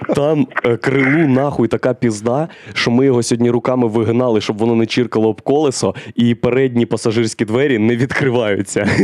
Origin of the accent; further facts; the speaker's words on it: Boryspil, Kyiv Oblast, Ukraine; Я ж з Борисполя, а це повітряні ворота України і у нас там дві льотних частини, і аеропорт